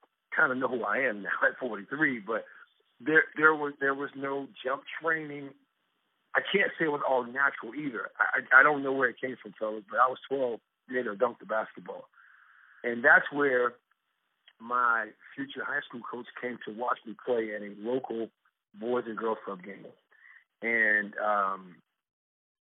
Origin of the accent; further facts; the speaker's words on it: South Miami, Florida, United States; also born or lived in Bloomington, Indiana; now in Dallas, United States; So I grew up in South Florida. The city I grew up in was called South Miami in Florida